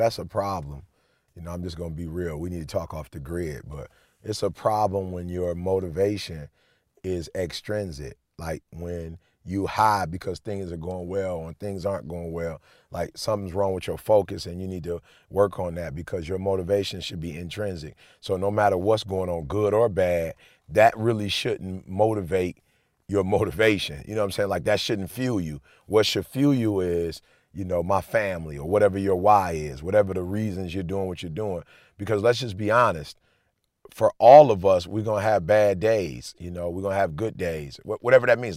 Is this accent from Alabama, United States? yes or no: yes; Alabama, United States; now in Michigan, United States; I went to Oakwood, so I grew up in Alabama